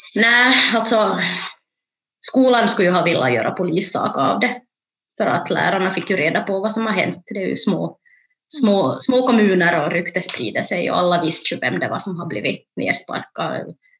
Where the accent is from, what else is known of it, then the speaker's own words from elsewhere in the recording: Jakobstad, Ostrobothnia, Finland; moved away as an adult; also born or lived in Ethiopia; now in Turku, Finland; då kom jag till Jakobstad där jag är uppvuxen